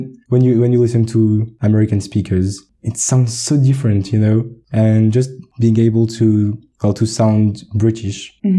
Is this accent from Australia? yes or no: no; Paris, Île-de-France, France; accent: Parisian; first language French; English is a second language; moved away as an adult; also born or lived in United Kingdom; They have some different pronunciation in the south. I'm from Paris, so I have, I guess, like the Parisian pronunciation accent.